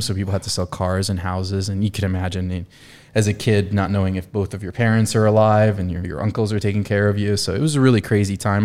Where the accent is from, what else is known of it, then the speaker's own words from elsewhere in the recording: South Florida, United States; moved away as an adult; also born or lived in Colombia; now in Indiana, United States; Being from Columbia and growing up in South Florida, middle school, high school